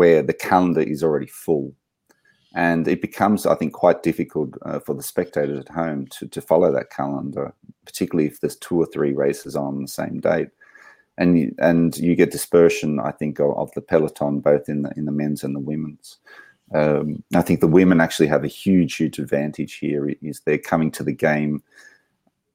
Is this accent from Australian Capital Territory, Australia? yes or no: yes; Canberra, Australian Capital Territory, Australia; now in Switzerland; I grew up in Canberra